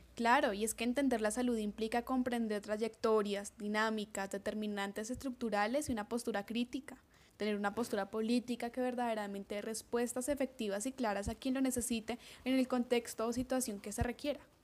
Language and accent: Spanish; Colombia; nuestro maravilloso país